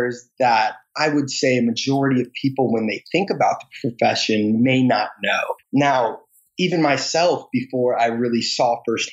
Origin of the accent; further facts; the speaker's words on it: Michigan, United States; moved away; also born or lived in Washington, D.C.; I grew up in the Midwest